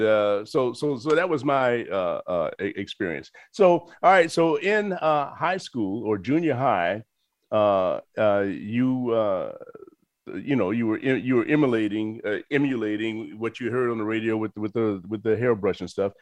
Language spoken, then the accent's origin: English; Chicago, Illinois, United States; I'm from Chicago